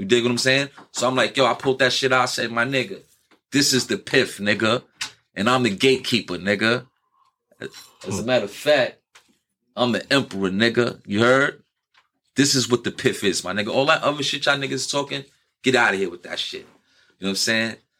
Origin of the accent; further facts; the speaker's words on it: New York City, New York, United States; I'm from New York. I'm from New York City where every everybody's out for themselves